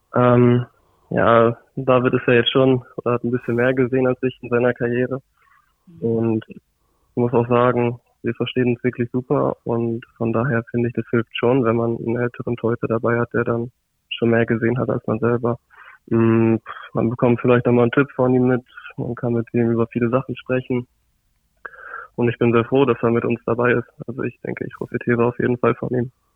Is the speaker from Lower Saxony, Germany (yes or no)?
yes; Osnabrück, Lower Saxony, Germany; ich komme ja hier aus Osnabrück